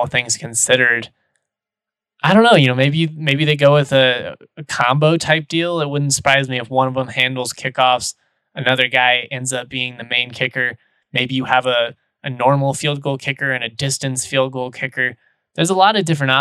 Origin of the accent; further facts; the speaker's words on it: Lakewood, Colorado, United States; also born or lived in Fort Collins, Colorado; Denver's where I'm from. I'm from Lakewood. I'm back living, you know, in my hometown